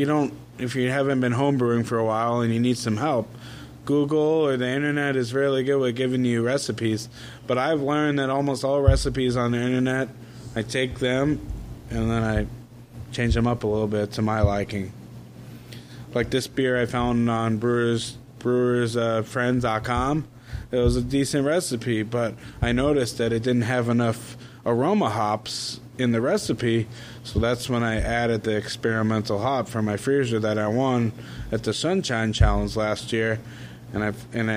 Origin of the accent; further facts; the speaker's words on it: Plymouth, Massachusetts, United States; now in Central Florida, United States; I'm from Massachusetts